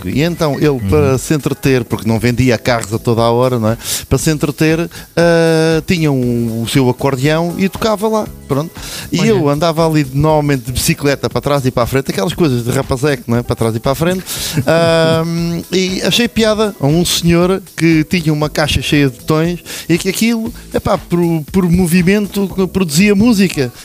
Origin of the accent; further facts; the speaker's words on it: Lourinhã, Centro, Portugal; eu sou natural da Lourinhã